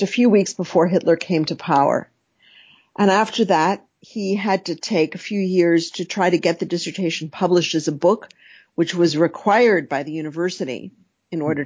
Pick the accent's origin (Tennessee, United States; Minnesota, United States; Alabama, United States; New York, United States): New York, United States; New York City; I grew up in New York City